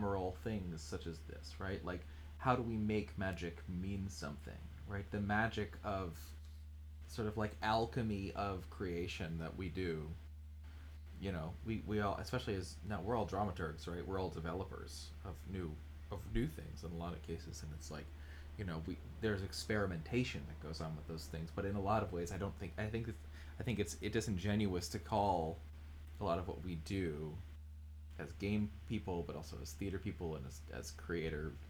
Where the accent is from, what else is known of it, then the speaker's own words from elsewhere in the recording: United States; I grew up near New York